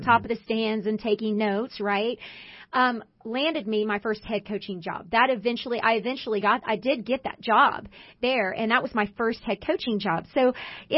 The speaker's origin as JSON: {"language": "English", "town": "Houston", "region": "Texas", "country": "United States", "tie": "born or raised there", "said": "I grew up in Houston"}